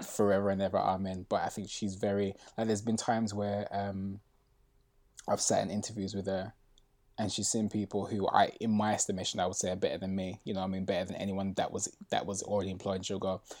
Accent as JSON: {"language": "English", "town": "Birmingham", "region": "West Midlands", "country": "United Kingdom", "moved": "as an adult", "lives_now": "London, United Kingdom", "said": "I moved from Birmingham, which is where I'm originally from"}